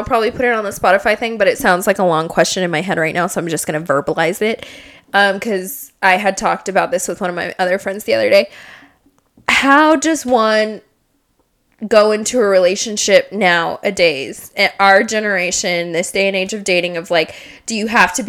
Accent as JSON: {"language": "English", "town": "Las Vegas", "region": "Nevada", "country": "United States", "said": "we're from Las Vegas."}